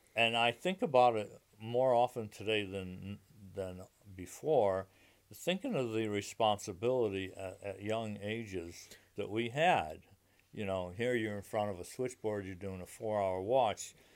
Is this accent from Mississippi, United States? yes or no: no; Meriden, Connecticut, United States; moved away as an adult; now in Manchester, United States; I grew up in Meriden, Connecticut